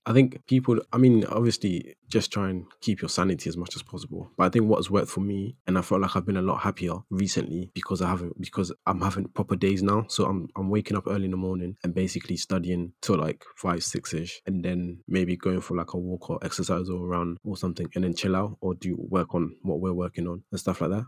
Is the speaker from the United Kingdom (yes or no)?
yes; United Kingdom; as a British Ghanaian